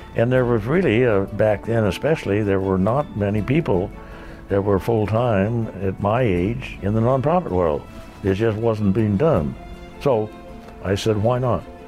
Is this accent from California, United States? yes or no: yes; San Diego, California, United States; the mighty skyline of my hometown